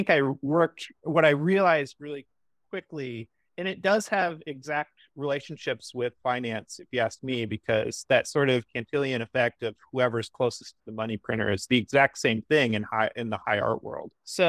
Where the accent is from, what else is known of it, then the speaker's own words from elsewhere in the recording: Midwest, United States; moved away as an adult; also born or lived in Los Angeles; So I grew up in the Midwest. I moved to Los Angeles in, I think, 2004 or 2005.